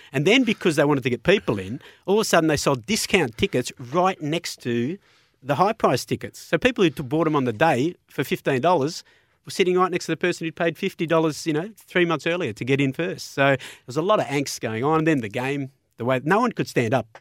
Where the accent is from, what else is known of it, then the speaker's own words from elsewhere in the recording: Melbourne, Victoria, Australia; I was from Melbourne